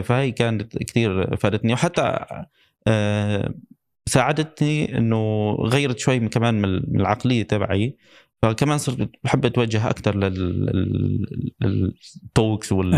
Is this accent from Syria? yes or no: yes; Syria; now in Dubai, United Arab Emirates; من عندنا بسوريا